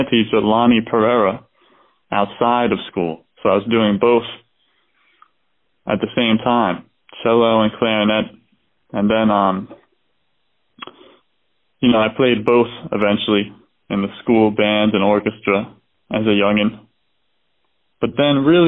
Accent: Doylestown, Pennsylvania, United States; I was born in Doylestown, Pennsylvania, a very, you know, kind of small place

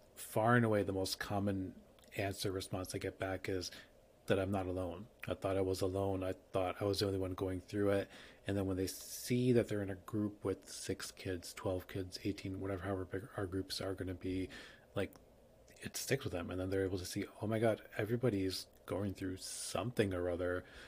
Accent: New York, United States; I'm a New Yorker

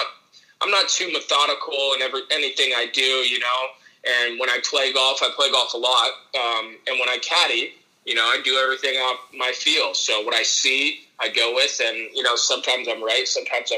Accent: Valencia, California, United States; I grew up in Valencia, California

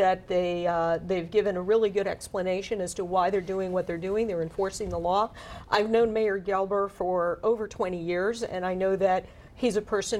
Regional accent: Miami Beach, Florida, United States; I was born in Miami Beach. And I've been going to the beach, the Lincoln Road.

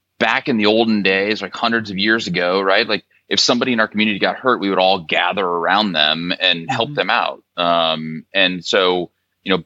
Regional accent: St. Louis, Missouri, United States; moved away as an adult; also born or lived in Stanford, California / Dayton, Ohio; I'm a Midwesterner. I'm from St. Louis originally

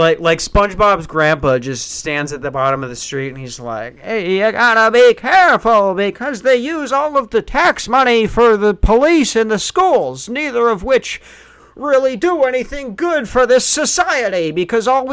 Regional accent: Tucson, Arizona, United States; I was born in Tucson

